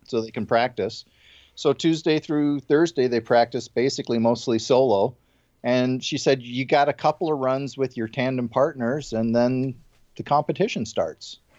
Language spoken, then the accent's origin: English; Midwest, United States; moved away; I grew up in the Midwest